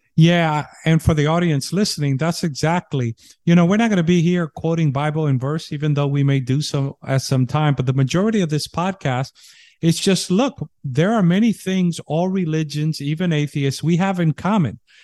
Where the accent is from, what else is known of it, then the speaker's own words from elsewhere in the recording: New York City, New York, United States; now in Texas, United States; my home state where I was born in New York City